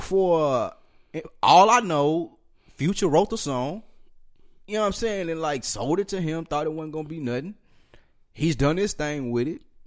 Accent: New York, United States; I'm from New York

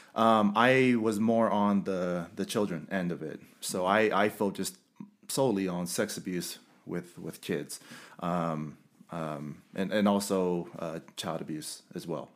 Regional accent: Carson, California, United States; moved away; also born or lived in West Valley City, Utah; I'm originally from Los Angeles, uh, Carson, California, and I love where I'm from.

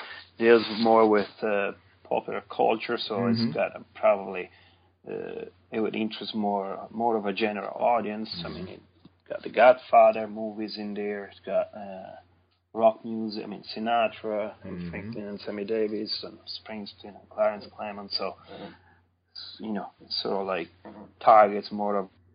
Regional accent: near Sant'Anna di Stazzema, Tuscany, Italy; now in North Carolina, United States; some 10 miles from my hometown

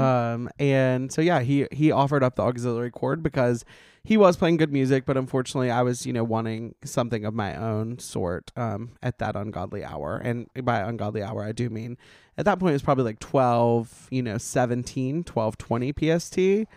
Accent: Montgomery, Alabama, United States; accent: Southern twang; moved away as an adult; now in Los Angeles, United States; I'm from Montgomery

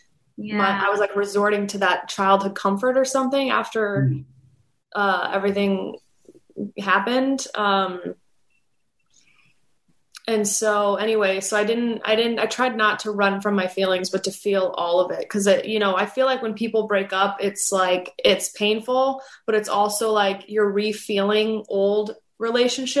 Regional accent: Los Angeles, California, United States; my childhood and growing up in Los Angeles

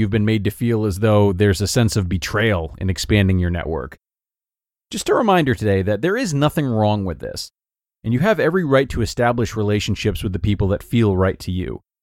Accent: Rhode Island, United States; I come from Rhode Island, uh, where the emphasis on family and long standing friendships is taken very seriously, it seems.

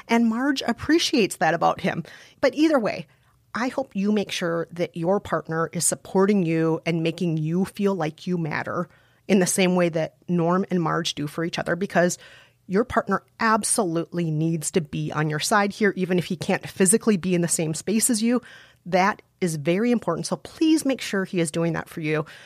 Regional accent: Minnesota, United States; accent: Fargo; Joel and Ethan Cohen are from Minnesota, just like me

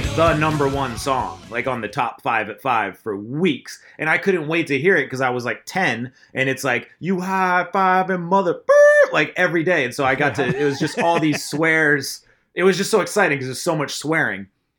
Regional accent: Wells, Maine, United States; I'm not from Portland, Maine, which you've heard of maybe. I'm from Wells, Maine

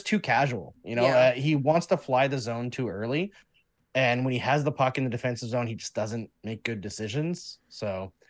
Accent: Canada; Domi, I've watched him enough as a Canadian that I have a strong opinion of him.

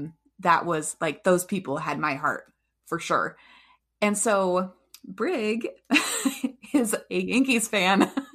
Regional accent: Manchester, North West England, United Kingdom; And then I moved from Manchester and I lived in Liverpool for a little while, and I loved Liverpool.

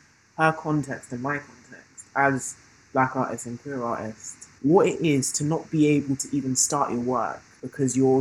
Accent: London, United Kingdom; accent: British; growing up in London in the 21st century

